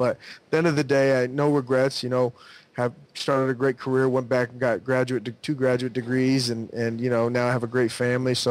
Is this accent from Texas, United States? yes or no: no; Southern California, United States; growing up in Southern California